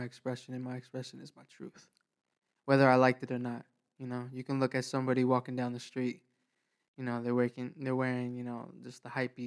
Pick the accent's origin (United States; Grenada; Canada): United States; New York; now in Florida, United States; I'm originally from New York. I moved out to Florida